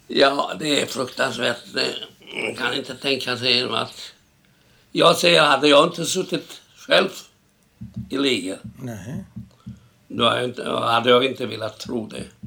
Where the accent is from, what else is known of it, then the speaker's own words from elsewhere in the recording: Sighetu Marmației, Maramureș County, Romania; Swedish is a second language; now in Stockholm, Sweden; Jag föddes 1926. 1926, då var den delen Rumänien.